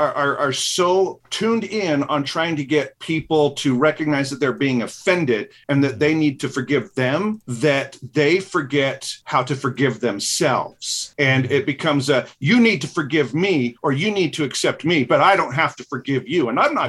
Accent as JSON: {"language": "English", "region": "Utah", "country": "United States", "said": "I'm from Utah and we have that messed up dialect."}